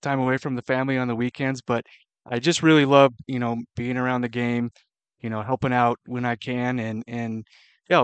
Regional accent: Central Washington, United States; moved away as an adult; also born or lived in Chicago / Arizona; now in Moscow, Idaho, United States; my background is I grew up in Central Washington

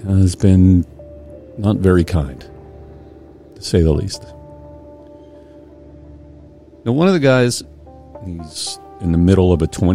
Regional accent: Indiana, Pennsylvania, United States; moved away; I grew up in Western Pennsylvania, coal mining, North Appalachia

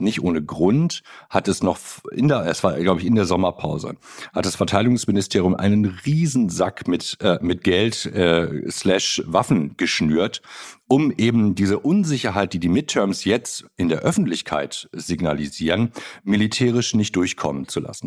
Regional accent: Germany; als Deutsche

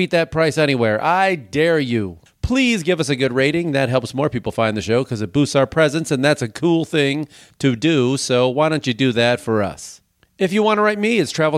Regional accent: Chicago, Illinois, United States; also born or lived in New York / California; now in Los Angeles, United States; Growing up in Chicago and living in New York

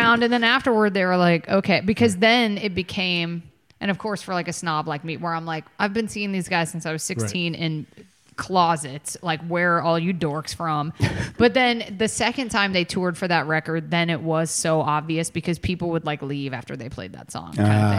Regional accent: Atlanta, Georgia, United States; now in Los Angeles, United States; I grew up in Atlanta

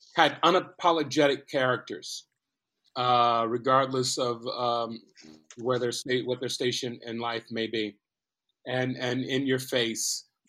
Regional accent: Compton, California, United States; growing up in Compton

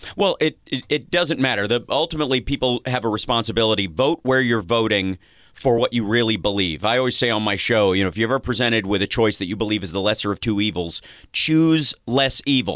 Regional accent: Kentucky, United States; moved away; I'm from Kentucky originally

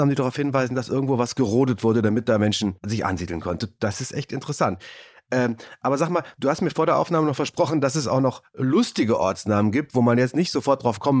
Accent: Dattenfeld, North Rhine-Westphalia, Germany; Ich komme zum Beispiel aus Dattenfeld und der Nachbarort auf der anderen Flussseite, der Sieg, heißt übersetzlich. Da geht immer die Legende bei uns im Rheinland

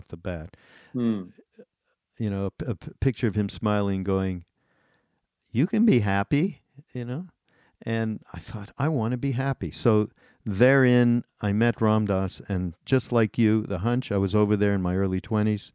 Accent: Montreal, Quebec, Canada; I grew up in Montreal

